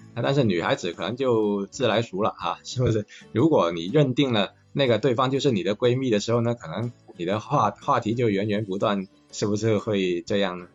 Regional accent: Guangzhou, Guangdong, China; 咱们是广州的

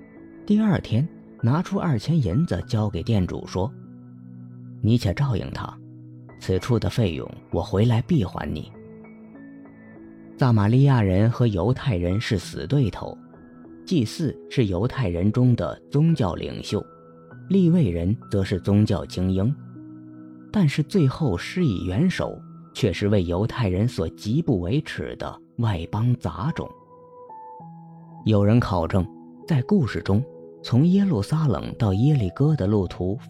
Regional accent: China; 作为中国人。

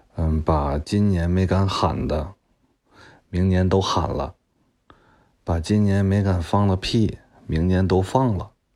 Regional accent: northern China, China; 我是一个北方人

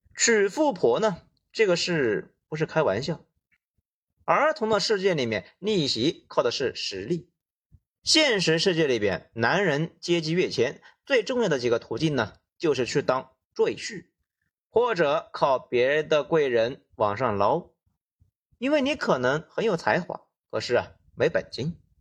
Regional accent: China; 我国现在婴儿出生率是很低的

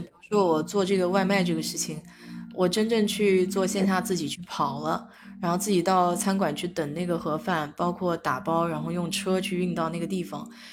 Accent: China; now in United States; 因为我们中国人有些时候老是说会要去弥补自己的短板啊

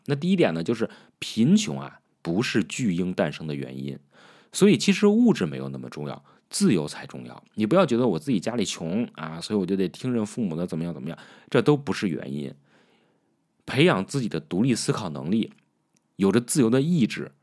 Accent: China; 我们中国人

